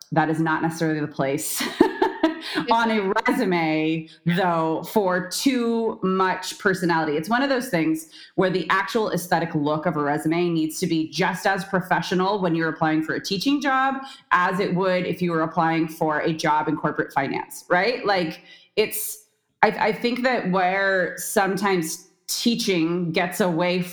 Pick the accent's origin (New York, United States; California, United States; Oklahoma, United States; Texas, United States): California, United States; San Diego; But I am born and raised in San Diego, California. That's where I still am.